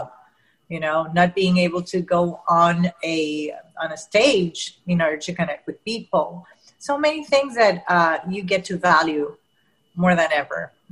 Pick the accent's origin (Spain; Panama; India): Panama; first language Spanish; English is a second language; I was born and raised in Panama